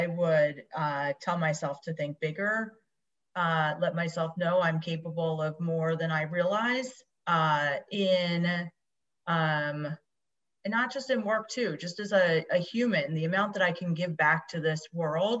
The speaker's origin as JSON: {"language": "English", "town": "Tabernacle", "region": "New Jersey", "country": "United States", "tie": "born or raised there", "said": "I grew up in a small town called Tabernacle, New Jersey"}